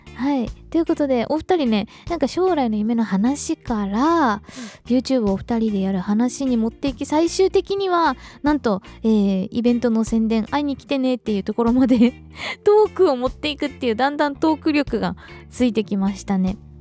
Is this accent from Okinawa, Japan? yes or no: yes; Okinawa, Japan; 私は日本人として沖縄で生まれ育ってる